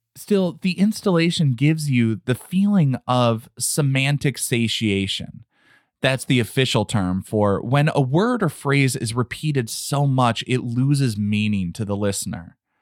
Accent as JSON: {"language": "English", "country": "United States", "said": "As an American, barely fluent in just one language"}